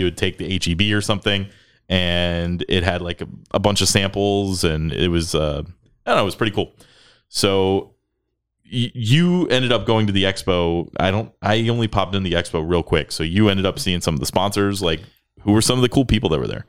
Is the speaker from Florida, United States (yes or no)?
yes; Florida, United States; now in Texas, United States; I grew up in Florida